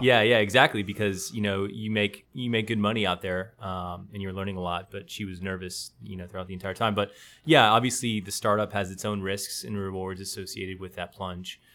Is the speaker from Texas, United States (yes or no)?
yes; Austin, Texas, United States; now in San Antonio, United States; I grew up in Austin, just down the road.